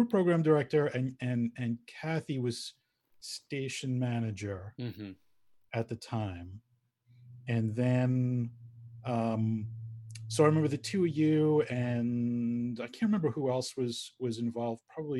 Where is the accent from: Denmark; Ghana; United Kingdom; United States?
United States; New York; accent: Long Island; Got rid of my Long Island accent.